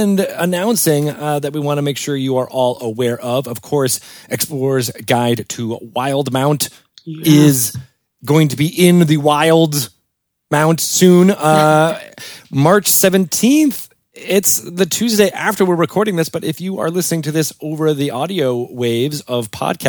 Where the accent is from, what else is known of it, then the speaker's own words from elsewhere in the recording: East Lyme, Connecticut, United States; in East Lyme, Connecticut. I'm like, that was my hometown.